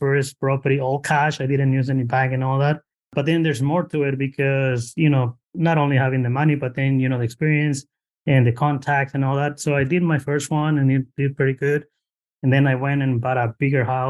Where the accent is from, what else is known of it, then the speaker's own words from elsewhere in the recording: Mexico; now in Bay Area, United States; original from Mexico. I got it immigrated here in 2004. Just found myself in the Bay Area